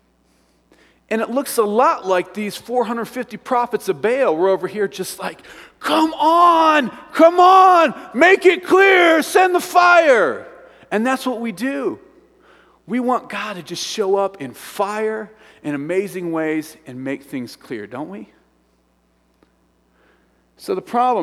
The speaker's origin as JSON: {"language": "English", "region": "Midwest", "country": "United States", "moved": "yes", "lives_now": "Evergreen, United States", "said": "I'm from the Midwest and the farm fields"}